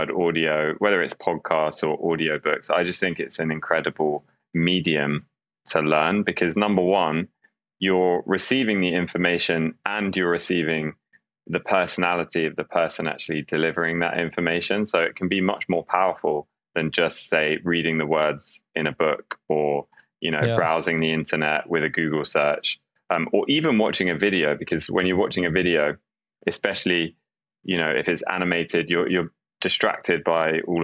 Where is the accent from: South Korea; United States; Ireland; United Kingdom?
United Kingdom; London; I grew up in London in the UK.